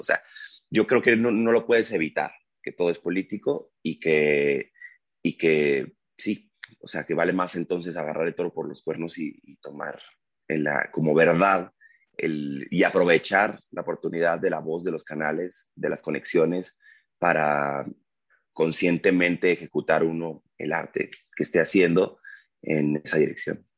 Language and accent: Spanish; Culiacán, Sinaloa, Mexico; moved away as an adult; also born or lived in Mexico City; Cuando llegué en el 2001, siendo de Culiacán, que es además como Sinaloa